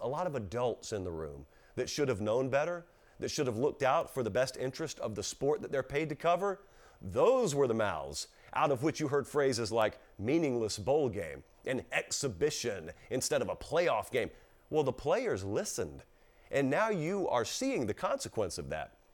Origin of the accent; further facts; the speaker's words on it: the South, United States; I come from the South, okay? And I come from the sixty-five corridor and the seventy-five corridor. There are a lot of small towns in South Georgia and South Alabama